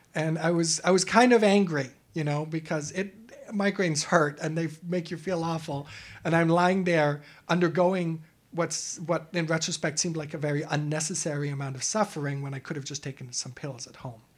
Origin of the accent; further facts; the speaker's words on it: Germany; moved away; I'm an immigrant from Europe, from Germany